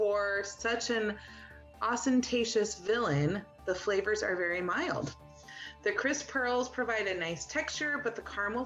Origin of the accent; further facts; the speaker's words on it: Spain; moved away; I was born in Spain